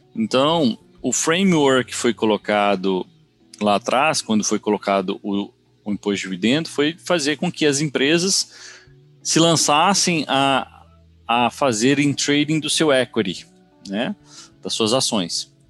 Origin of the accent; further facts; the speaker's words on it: Brazil; moved away as an adult; now in United States; eu sou brasileiro, moro nos Estados Unidos há mais de 20 anos